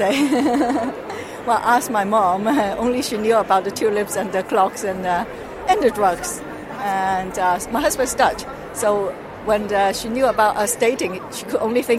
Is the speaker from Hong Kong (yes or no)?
yes; Hong Kong; English is a second language; moved away as an adult; now in Netherlands; from Hong Kong.